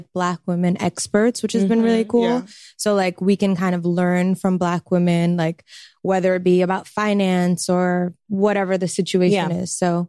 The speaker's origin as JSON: {"language": "English", "town": "New York City", "region": "New York", "country": "United States", "tie": "born or raised there", "said": "I'm also from Brooklyn, but Flatbush."}